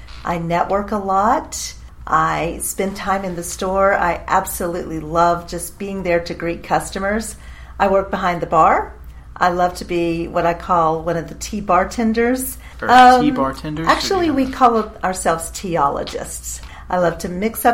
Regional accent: St. Augustine, Florida, United States; moved away as an adult; now in Nashville, United States; I actually lived most of my life in St. Augustine, Florida, but I've been in Nashville, Tennessee now

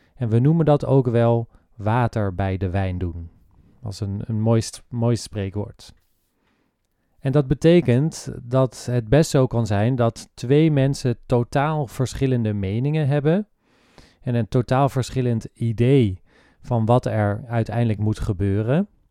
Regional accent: Netherlands; wij als Nederlanders

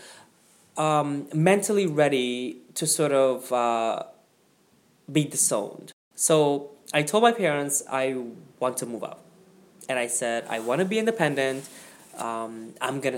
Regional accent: Guyana; moved away; my upbringing in Guyana

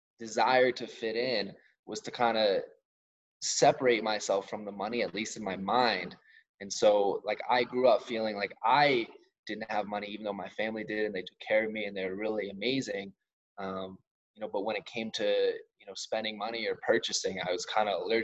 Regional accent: suburbs north of New York City, United States; Like the suburbs, a little bit north of New York. Some people like to call us upstate, even though I could walk to the city

